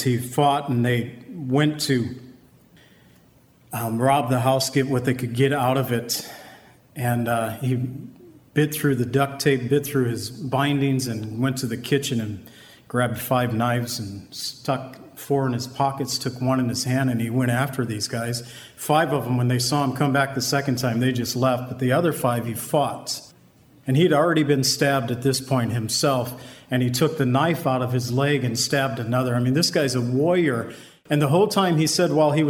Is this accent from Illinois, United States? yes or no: yes; Waukegan, Illinois, United States; I was raised around Waukegan